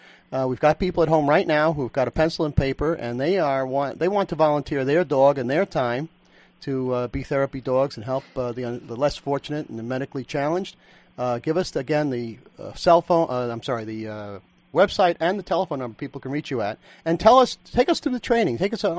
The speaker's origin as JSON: {"language": "English", "town": "New York City", "region": "New York", "country": "United States", "said": "I'm from Brooklyn."}